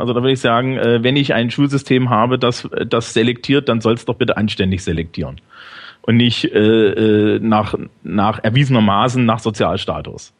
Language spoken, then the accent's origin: German; Thuringia, Germany; now in Bavaria, Germany; Also ich bin eigentlich aus Thüringen.